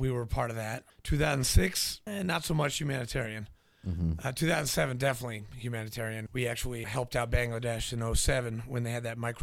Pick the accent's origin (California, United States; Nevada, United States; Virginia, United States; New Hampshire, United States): New Hampshire, United States; moved away; also born or lived in Nashville, Tennessee; I was born in Nashville, grew up in New Hampshire, went to boarding school, went to college, and then enlisted in the Marine Corps